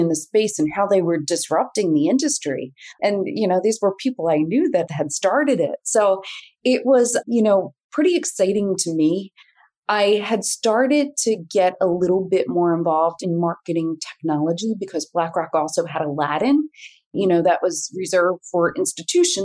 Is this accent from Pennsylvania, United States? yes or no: yes; Philadelphia, Pennsylvania, United States; I was this kid from Northeast Philly.